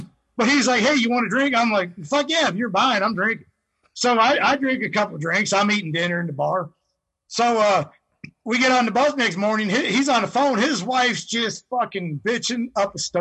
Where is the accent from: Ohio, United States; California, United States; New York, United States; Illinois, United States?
Ohio, United States; I'm from Ohio